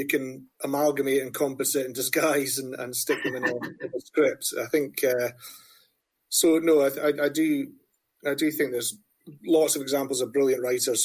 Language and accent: English; Dundee, Scotland, United Kingdom; moved away as an adult; also born or lived in New York; now in Edinburgh, United Kingdom; I grew up in Dundee in the 90s in terms of formative years and teenage years